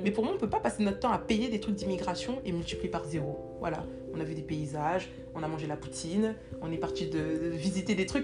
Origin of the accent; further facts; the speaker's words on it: France; moved away as an adult; now in Canada; on a quitté la France